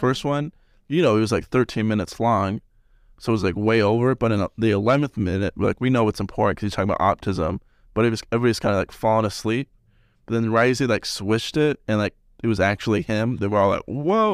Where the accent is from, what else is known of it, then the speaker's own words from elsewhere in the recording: Salt Lake City, Utah, United States; moved away as an adult; now in Cedar City, United States; I'm from Salt Lake.